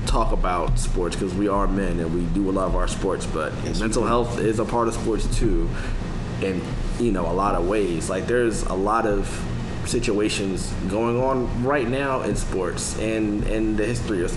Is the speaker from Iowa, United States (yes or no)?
no; Philadelphia, Pennsylvania, United States; I'm from Philly